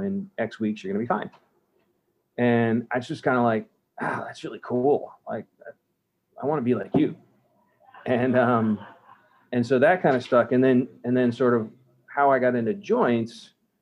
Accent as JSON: {"language": "English", "town": "St. Petersburg", "region": "Florida", "country": "United States", "tie": "born or raised there", "also_born_or_lived": "New Jersey / Northeast US / North Carolina", "lives_now": "Tampa, United States", "said": "I grew up in South St. Pete, you know, rode my bike to Bay Point Middle School. And I ended up going to Canterbury High School"}